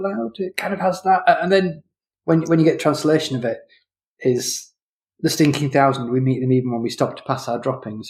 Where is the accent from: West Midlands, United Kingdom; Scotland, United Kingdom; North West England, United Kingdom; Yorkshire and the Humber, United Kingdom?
Yorkshire and the Humber, United Kingdom; Leeds; I grew up in Leeds